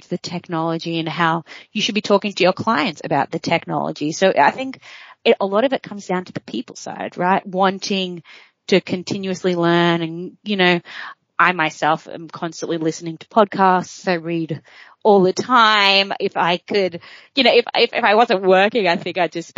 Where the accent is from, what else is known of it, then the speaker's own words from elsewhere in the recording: Australia; moved away as an adult; also born or lived in New York; As an Aussie living overseas